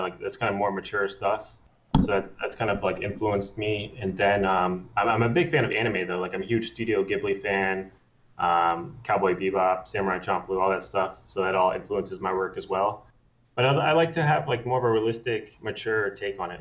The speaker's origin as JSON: {"language": "English", "region": "Maryland", "country": "United States", "moved": "as an adult", "lives_now": "California, United States", "said": "I am from Maryland, um, and then I moved out to California on my own when I was 19"}